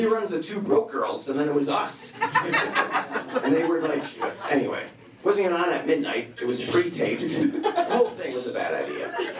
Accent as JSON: {"language": "English", "town": "Chicago", "region": "Illinois", "country": "United States", "said": "But like, oh, I'm kind of from the Southside too, but like, a little further out."}